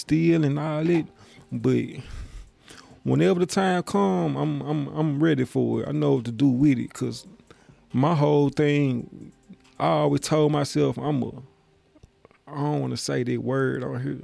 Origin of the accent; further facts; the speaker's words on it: Memphis, Tennessee, United States; I'm from Memphis